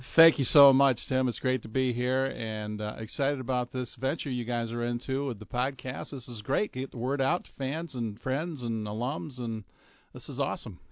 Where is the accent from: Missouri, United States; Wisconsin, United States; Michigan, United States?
Michigan, United States; Belleville; moved away; My hometown is Belleville, Michigan